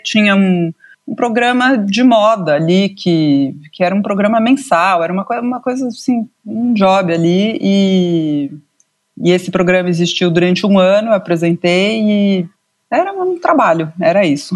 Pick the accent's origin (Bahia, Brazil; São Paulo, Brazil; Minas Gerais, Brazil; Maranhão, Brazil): São Paulo, Brazil; Eu nasci aqui em São Paulo